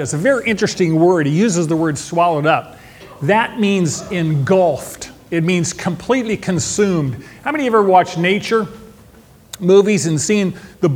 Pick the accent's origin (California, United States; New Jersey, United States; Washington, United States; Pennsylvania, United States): California, United States; Modesto; now in Bakersfield, United States; I was born in Modesto, which is my hometown. Today, I live in Bakersfield, which is home now.